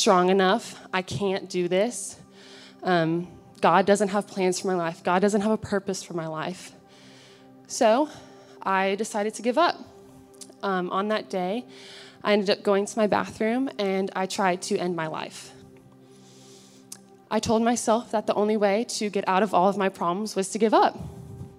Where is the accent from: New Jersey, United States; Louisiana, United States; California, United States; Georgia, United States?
Georgia, United States; Alpharetta; I grew up in Alpharetta, Georgia, with my three siblings and both of my parents.